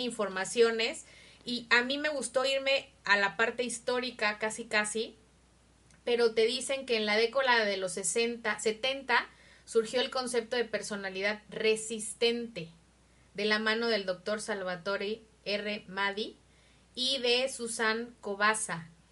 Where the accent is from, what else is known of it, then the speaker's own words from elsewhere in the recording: Mexico; nosotros como mexicanos